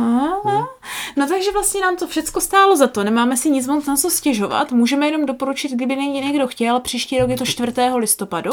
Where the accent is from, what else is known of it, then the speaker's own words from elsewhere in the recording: Moravia, Czechia; jako správní Moraváci